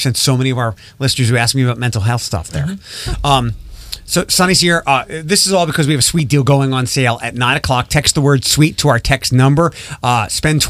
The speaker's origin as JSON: {"language": "English", "town": "Philadelphia", "region": "Pennsylvania", "country": "United States", "moved": "yes", "lives_now": "Toledo, United States", "said": "I'm originally from Philadelphia"}